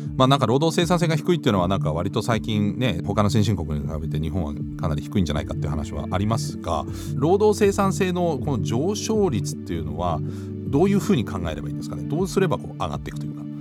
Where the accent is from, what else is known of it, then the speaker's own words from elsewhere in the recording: Germany; now in Japan; 私のふるさとのドイツ